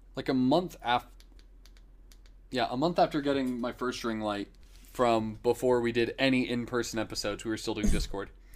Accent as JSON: {"language": "English", "town": "Dunellen", "region": "Florida", "country": "United States", "tie": "born or raised there", "said": "Growing up in Dunellen"}